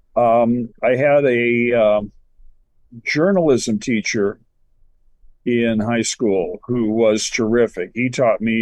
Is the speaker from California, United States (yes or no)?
yes; Los Angeles, California, United States; I was born in Los Angeles. I grew up here